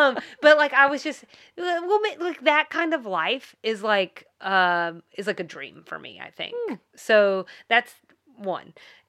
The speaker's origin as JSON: {"language": "English", "region": "the South", "country": "United States", "accent": "Southern", "said": "They may not like my southern accent."}